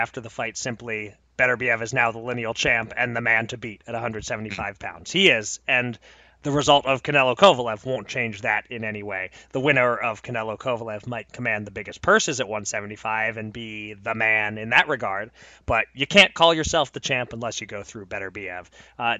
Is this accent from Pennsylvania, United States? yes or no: yes; Pennsylvania, United States; my home state of Pennsylvania